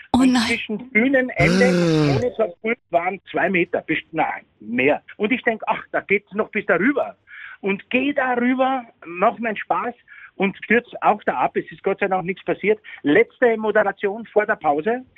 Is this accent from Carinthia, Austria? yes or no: no; Vienna, Austria; also born or lived in Bavaria, Germany; now in Germany; ich bin ein Wiener